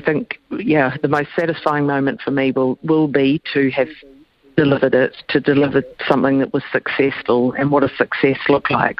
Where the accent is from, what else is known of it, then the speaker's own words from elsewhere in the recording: New Zealand; as a New Zealander